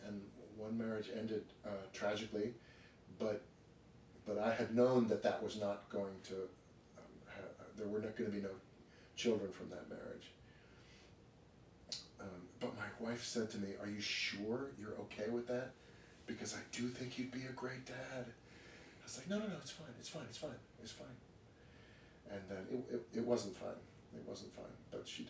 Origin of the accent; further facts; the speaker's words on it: New York City, New York, United States; I grew up on Park Avenue.